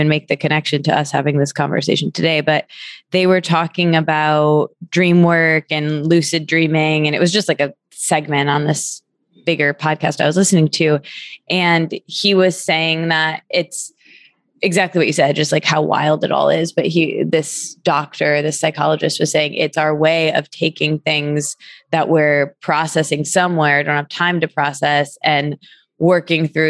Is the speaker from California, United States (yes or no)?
no; Michigan, United States; I'm from Michigan